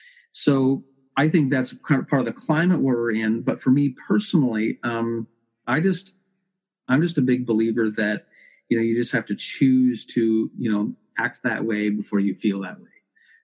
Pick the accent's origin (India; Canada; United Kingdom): Canada; Oh, absolutely. Yeah. It's one of our cultural icons that really puts us on the map.